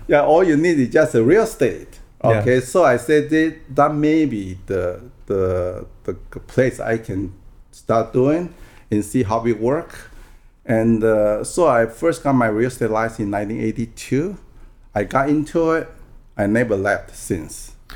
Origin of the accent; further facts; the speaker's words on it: Taiwan; first language Taiwanese; English is a second language; moved away as an adult; also born or lived in Oregon; now in United States; I was born and raised in Taiwan, and until I graduated from college there, then I came over here